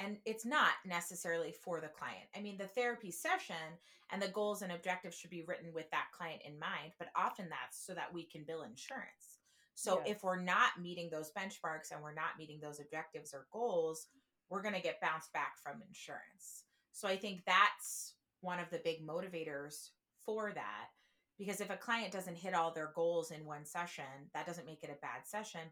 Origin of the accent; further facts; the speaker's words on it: New Jersey, United States; now in Chicago, United States; I am from New Jersey